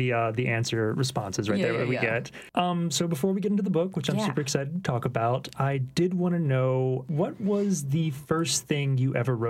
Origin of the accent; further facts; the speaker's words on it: Baton Rouge, Louisiana, United States; on my mom's side, they were from New Orleans originally, and I grew up in Baton Rouge